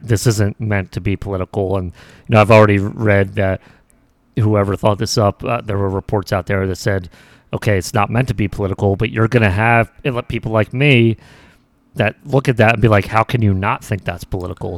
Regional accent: United States; as Americans

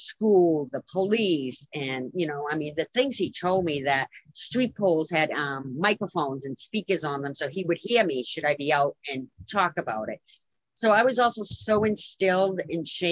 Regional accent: Lowell, Massachusetts, United States; in my hometown

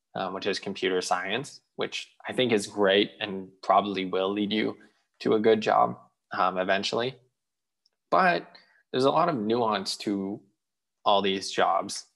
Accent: Israel; moved away; I grew up in Israel

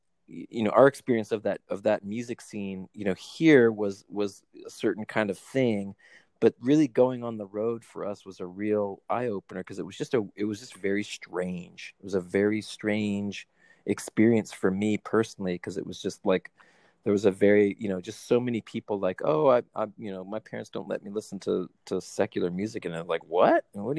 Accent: California, United States; like growing up in Southern California

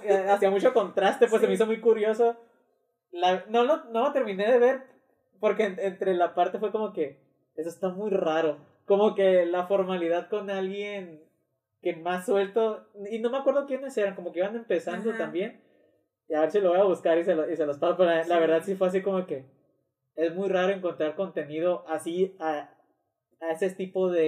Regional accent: Mazatlán, Sinaloa, Mexico; also born or lived in Mexico City / Guadalajara; aquí en Mazatlán tampoco es que lo tengamos mucho

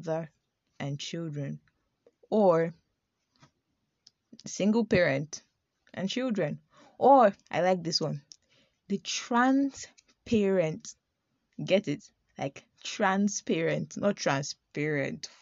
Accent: Nigeria

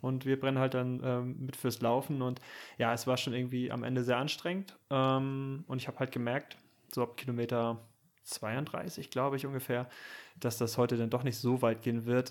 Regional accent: Süderbrarup, Schleswig-Holstein, Germany; now in Kiel, Germany; Süderbrarup als mein Heimatdorf

